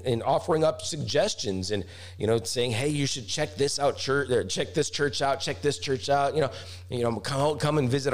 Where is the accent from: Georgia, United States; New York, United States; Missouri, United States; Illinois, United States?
Missouri, United States; Branson; my hometown, the amazing Branson, Missouri.